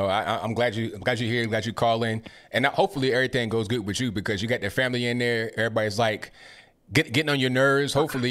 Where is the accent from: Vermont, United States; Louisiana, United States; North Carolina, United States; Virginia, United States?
Virginia, United States; Portsmouth; moved away as an adult; also born or lived in Chesapeake, Virginia; now in Tennessee, United States; Chesapeake, I'm from Portsmouth, Chesapeake. If you know anything about that particular area, that's where I grew up.